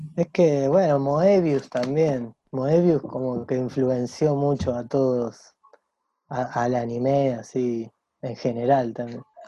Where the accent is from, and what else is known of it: Rosario, Santa Fe, Argentina; born or raised there